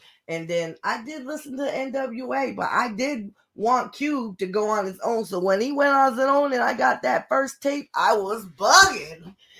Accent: Northeast, United States; Even though I'm from Northeast, I traveled a lot when I was younger.

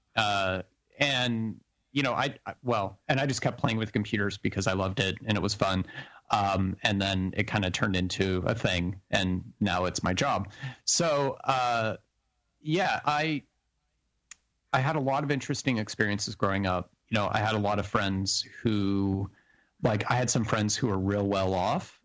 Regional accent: New Mexico, United States; when I grew up in New Mexico

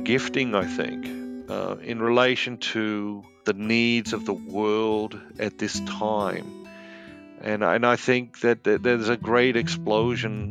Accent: Sydney, New South Wales, Australia; now in United States; I grew up in Sydney, Australia, and I live here in the United States now.

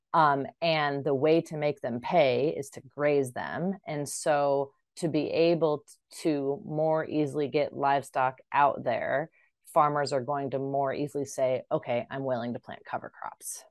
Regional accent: Iowa, United States; moved away; also born or lived in upstate New York; I'm originally from Iowa

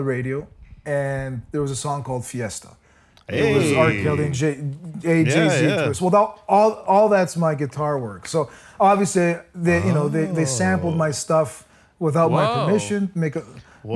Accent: Toronto, Ontario, Canada; I was born and raised in Toronto on the Danforth, the Greek

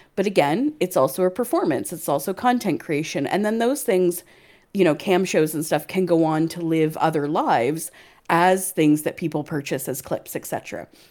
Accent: Canada; now in United Kingdom; not only am I another Canadian, I'm another Canadian transplant to the U K.

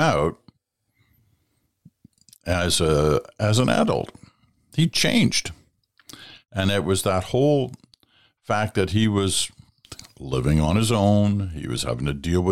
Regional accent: Stratford, Ontario, Canada; I grew up in Stratford, Ontario, went to high school, or went to primary school and high school in Stratford

